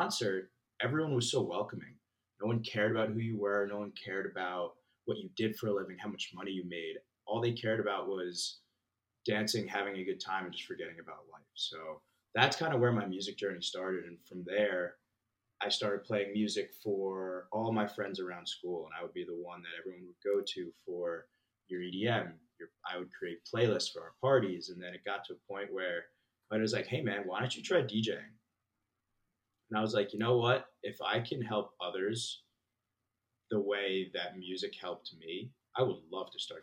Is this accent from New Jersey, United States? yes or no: yes; New Jersey, United States; moved away as an adult; also born or lived in Philadelphia / Manhattan; now in Austin, United States; I'm originally from New Jersey. Grew up, born and raised